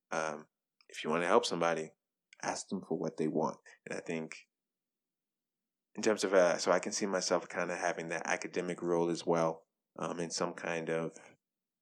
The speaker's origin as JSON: {"language": "English", "town": "Bolivar", "region": "Tennessee", "country": "United States", "tie": "born or raised there", "moved": "as an adult", "said": "only medical doctor that comes from Bolivar, Tennessee"}